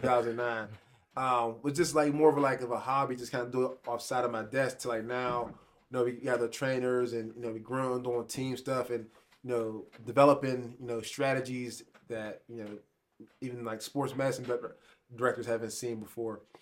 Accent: Pittsburgh, Pennsylvania, United States; I grew up in Pittsburgh.

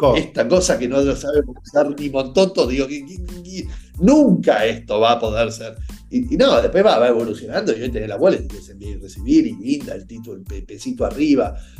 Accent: Argentina; yo soy argentino, como vos

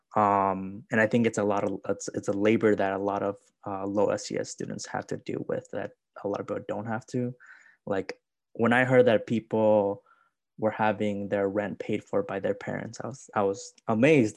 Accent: Chicago, Illinois, United States; I'm from Chicago

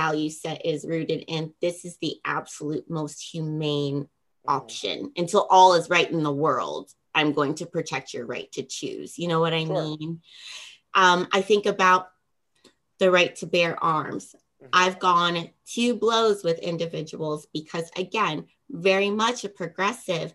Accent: West Virginia, United States; my home state

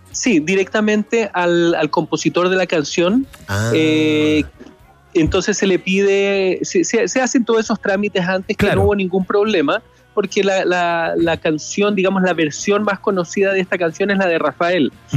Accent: Chile; now in Los Angeles, United States; muy contento también de estar en mi país. que no visitaba desde hace un año y medio

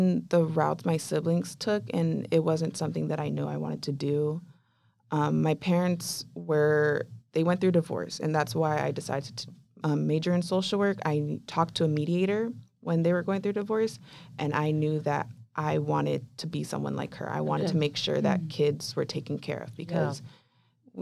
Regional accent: Chula Vista, California, United States; I was raised in Chula Vista, which is near the border

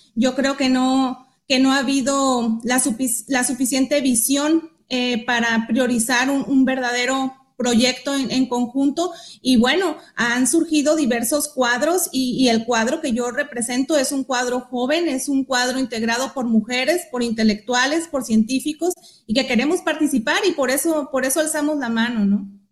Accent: Baja California Sur, Mexico; also born or lived in Guadalajara; yo soy nativa, soy sudcaliforniana, soy hija eh, de padres sudcalifornianos

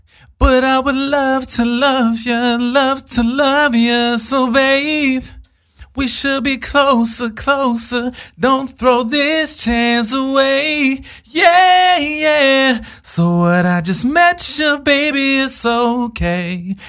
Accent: Texas, United States; So I was raised in Texas, and I was helping my friend at a farm.

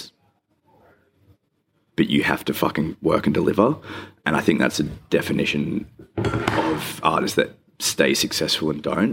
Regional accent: Rockingham, Western Australia, Australia; now in Perth, Australia; I grew up in Rockingham

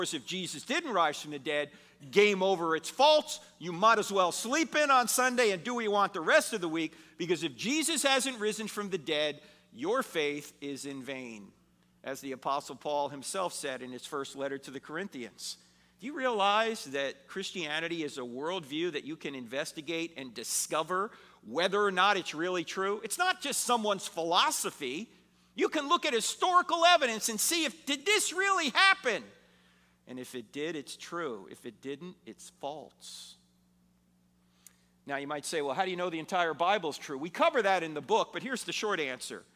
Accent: New Jersey, United States; moved away; I'm originally from New Jersey

